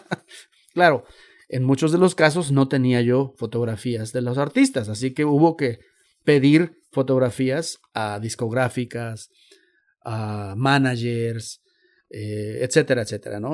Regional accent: Xalapa, Veracruz, Mexico; now in United States; yo no soy chicano, soy de Jalapa, Veracruz

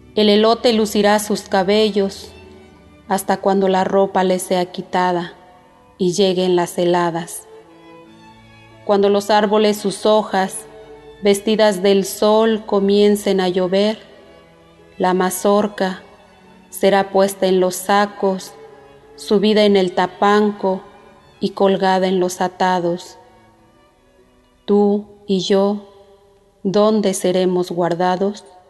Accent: Zipiajo, Michoacán, Mexico; first language Purépecha; Spanish is a second language; originaria de Cipiajo, del municipio de Cueneo, Michoacán. Soy hablante de la lengua purépecha, mi lengua materna

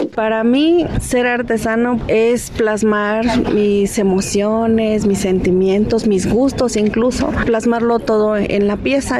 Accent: Mexico; como mexicanos

